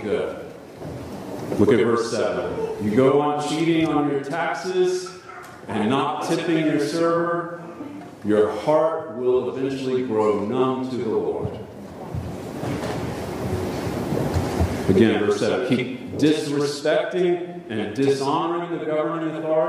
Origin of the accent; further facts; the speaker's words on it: United States; as American Protestants